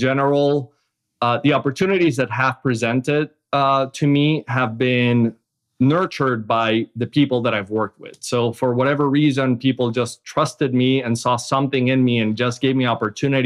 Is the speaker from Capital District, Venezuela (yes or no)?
yes; Caracas, Capital District, Venezuela; moved away as an adult; also born or lived in Boston, United States / Seattle, United States; now in United States; I grew up in Caracas, Venezuela, where I lived until after college